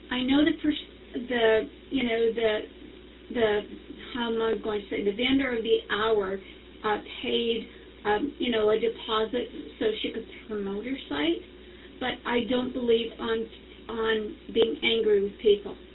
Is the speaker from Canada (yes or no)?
yes; Canada; I'm from Canada